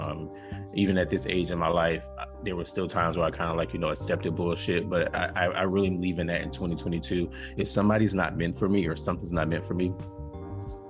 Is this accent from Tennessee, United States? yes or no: no; Florida, United States; moved away; my whole, I guess, southern roots. And that does make me southern, right? When I'm from Florida